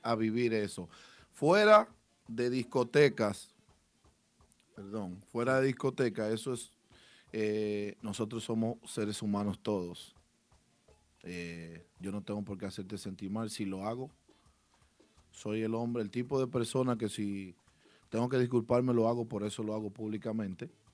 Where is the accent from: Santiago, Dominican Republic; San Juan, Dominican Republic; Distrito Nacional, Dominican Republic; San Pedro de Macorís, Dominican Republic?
Santiago, Dominican Republic; Santiago de los Caballeros; Rubirosa y Chovy y yo somos de Santiago.